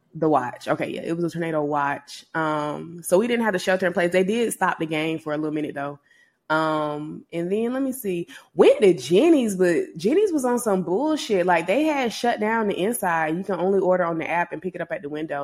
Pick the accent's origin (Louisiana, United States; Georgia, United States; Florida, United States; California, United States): Georgia, United States; I'm from Georgia